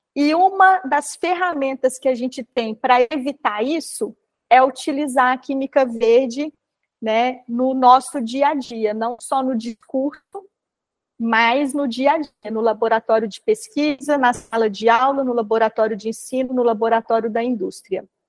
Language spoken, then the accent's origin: Portuguese; Minas Gerais, Brazil; como boa mineira que sou